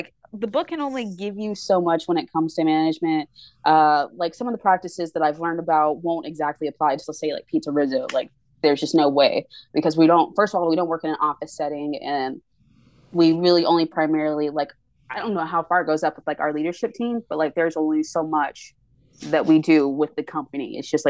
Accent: Waxahachie, Texas, United States; born there; I was born in Waxahachie, Texas.

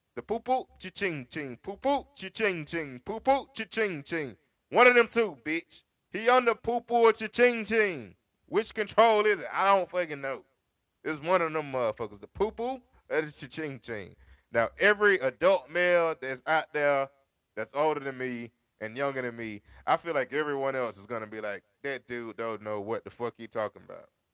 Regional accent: United States; And I come from America. I don't come from anywhere in Europe

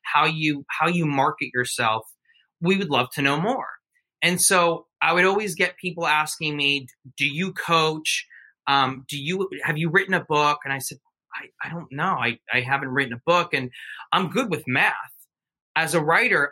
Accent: United States; I was born in the United States, but my mom and dad are from Mexico.

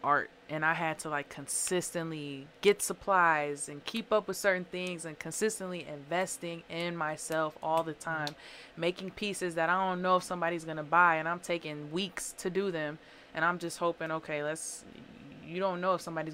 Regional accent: Springfield, Illinois, United States; now in Waukegan, United States; I'm from Springfield, Illinois.

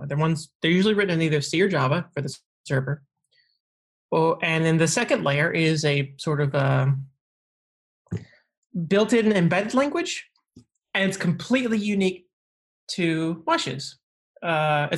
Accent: New Orleans, Louisiana, United States; moved away; I was born and raised in New Orleans.

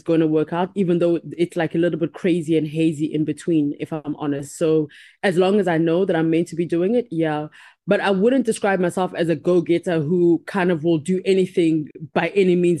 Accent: Uganda; also born or lived in Cuba; I'm from Uganda, Cuban born from Uganda

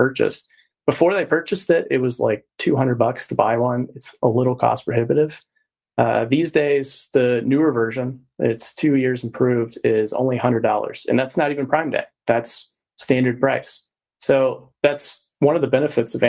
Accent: Texas, United States; I'm from Texas as well

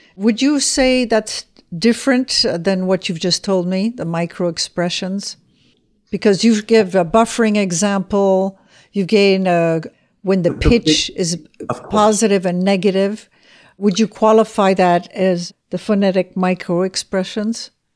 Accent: Switzerland; also born or lived in Spain; I come from Switzerland

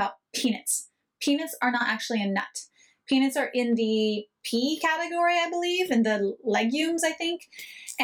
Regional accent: United States; moved away as an adult; also born or lived in Israel; I am an American

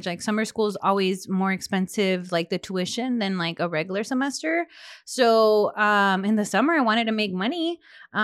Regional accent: Delano, California, United States; all I grew up around in Delaney

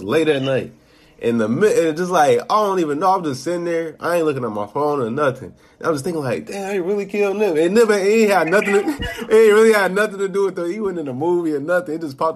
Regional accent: Chicago, Illinois, United States; I'm from Chicago. A kid from Chicago

